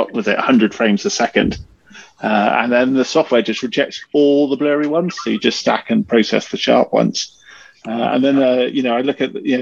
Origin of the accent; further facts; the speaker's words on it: United Kingdom; accent: British; as you can probably tell by my accent